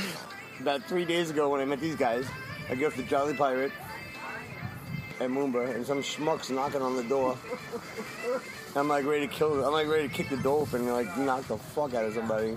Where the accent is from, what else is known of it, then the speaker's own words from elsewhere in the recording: Long Island, New York, United States; I'm from New York, Long Island.